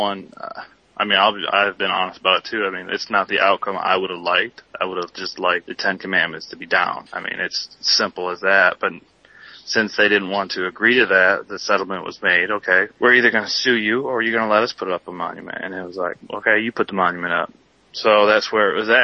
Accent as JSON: {"language": "English", "country": "United States", "said": "we are an American family"}